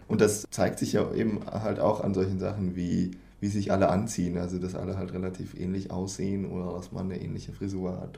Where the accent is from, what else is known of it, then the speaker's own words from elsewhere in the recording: Germany; now in Sweden; als Deutscher